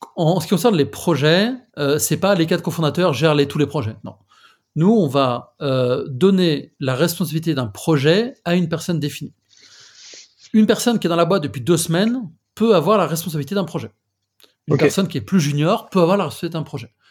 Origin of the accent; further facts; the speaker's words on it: France; accent: French; moved away as an adult; now in Madrid, Spain; je suis français, j'habite à Madrid depuis euh, quasiment 4 ans